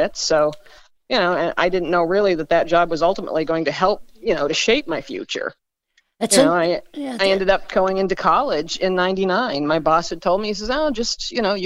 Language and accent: English; Bangor, Maine, United States; I was born in Bangor and lived in Maine most of my life. My dad was in the Air Force